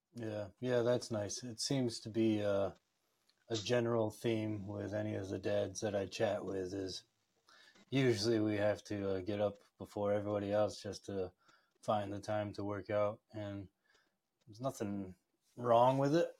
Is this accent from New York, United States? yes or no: yes; upstate New York, United States; I grew up upstate New York, just surrounded by mountain ranges and waterfalls